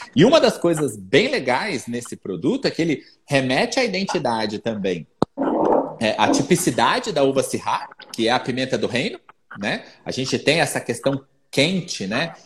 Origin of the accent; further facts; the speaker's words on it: São José dos Campos, São Paulo, Brazil; now in Minas Gerais, Brazil; Eu sou é um paulista, nascido em São José dos Campos, né? Eu sou do Vale do Paraíba